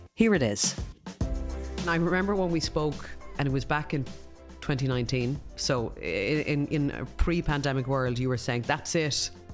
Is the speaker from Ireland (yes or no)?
yes; Ireland; we're Irish